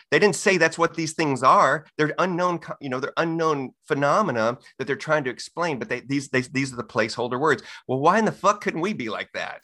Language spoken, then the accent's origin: English; Texas, United States; I'm born and raised in Texas